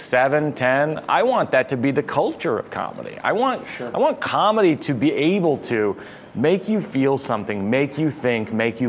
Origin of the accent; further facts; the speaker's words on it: Massachusetts, United States; moved away; I grew up in Massachusetts in a very, I would say, a very repressed culture.